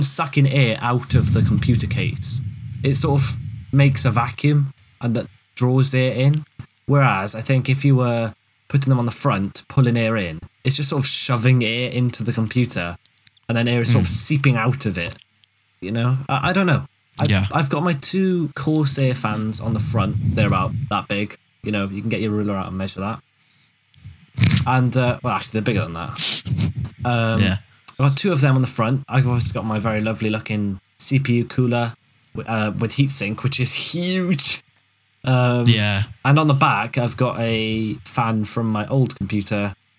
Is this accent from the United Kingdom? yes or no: yes; Wales, United Kingdom; also born or lived in Cardiff / Swansea; I was born and bred in Wales. And I physically went down the coal mines where I learnt Welsh. And then I lived in Cardiff and in Swansea.